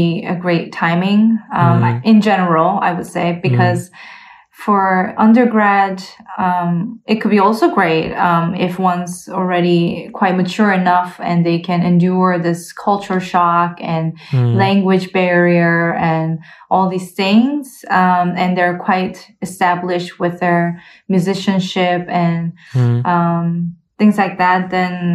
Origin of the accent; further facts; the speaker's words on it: Canada; moved away as an adult; also born or lived in South Korea / United States / Leipzig, Germany; now in Berlin, Germany; I grew up in both in Korea and Canada, but, so, I grew up in a very small town in Canada